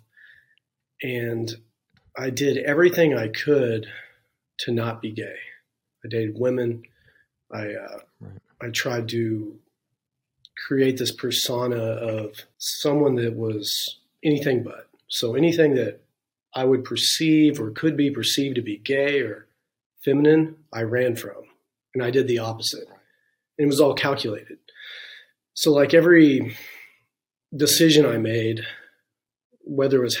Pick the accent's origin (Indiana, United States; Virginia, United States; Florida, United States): Indiana, United States; Santa Claus; also born or lived in Chrisney, Indiana / Dale, Indiana; I'm originally from Santa Claus, Indiana area, Christney, Indiana, Dale, Indiana.